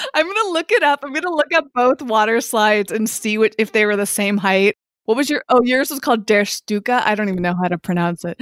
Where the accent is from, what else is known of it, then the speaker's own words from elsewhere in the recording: Massachusetts, United States; I grew up in Massachusetts